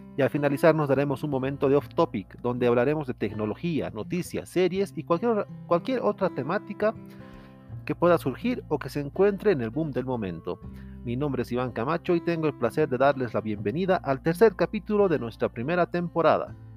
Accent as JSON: {"language": "Spanish", "region": "Potosí", "country": "Bolivia", "said": "yo soy de Potosí, Bolivia"}